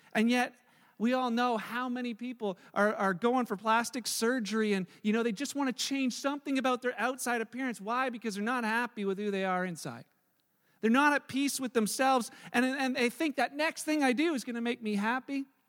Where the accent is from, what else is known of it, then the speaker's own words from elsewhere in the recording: Canada; I'm Canadian because I was born here.